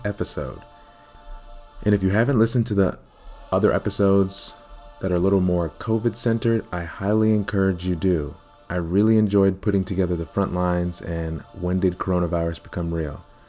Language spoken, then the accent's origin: English; Baltimore, Maryland, United States; my hometown, Baltimore, Maryland